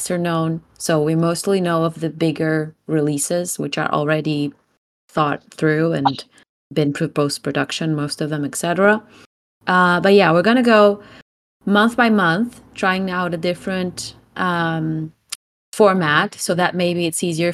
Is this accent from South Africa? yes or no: no; Portugal; I'm … from Portugal